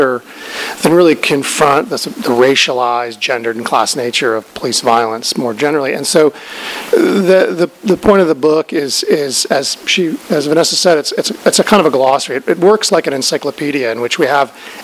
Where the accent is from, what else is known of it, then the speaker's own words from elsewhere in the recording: Albuquerque, New Mexico, United States; I'm from Albuquerque